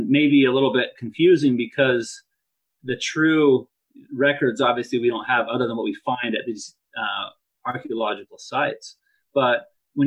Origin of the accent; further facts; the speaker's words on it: Idaho, United States; also born or lived in Provo, Utah; I grew up on a farm here in Idaho and just loved the farm lifestyle